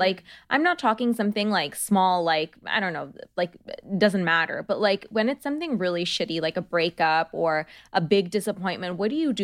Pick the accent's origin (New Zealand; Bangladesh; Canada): Bangladesh; now in United States; I come from Bangladesh